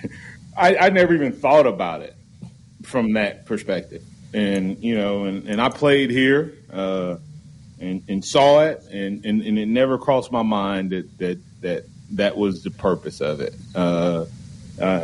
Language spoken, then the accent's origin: English; the South, United States; I was born in the South.